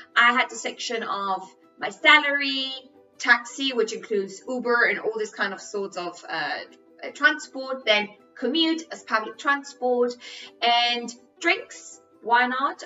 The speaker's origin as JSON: {"language": "English", "country": "Spain", "second_language": "English", "said": "I'm Spanish, English is my third language"}